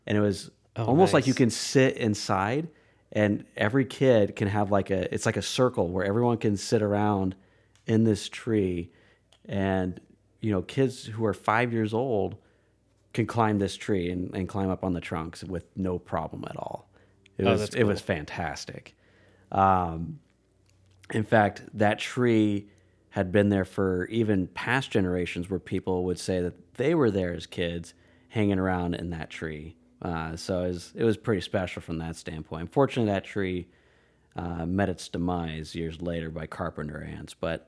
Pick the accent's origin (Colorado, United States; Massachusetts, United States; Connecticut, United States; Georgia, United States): Colorado, United States; Aurora; born there; also born or lived in Iowa; I was not originally born in Iowa. I was actually born in Colorado. I was born in Aurora, Colorado